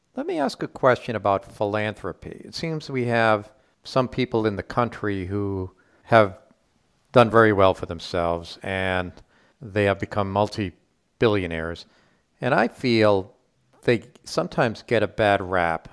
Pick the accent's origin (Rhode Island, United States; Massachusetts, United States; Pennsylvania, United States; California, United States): Rhode Island, United States; I grew up in Rhode Island